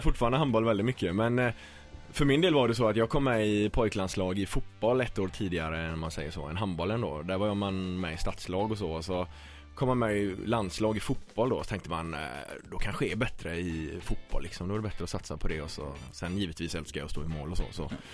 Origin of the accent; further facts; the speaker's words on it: Gothenburg, Västra Götaland, Sweden; när jag bodde hemma i Torslanda